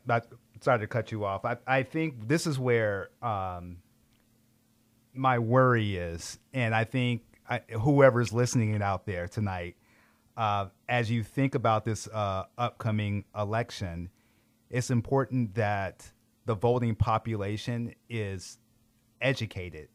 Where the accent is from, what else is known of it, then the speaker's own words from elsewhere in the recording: Greenville, South Carolina, United States; also born or lived in Rock Hill, South Carolina; now in Colorado, United States; born in Rock Hill, South Carolina, but grew up in Greenville, South Carolina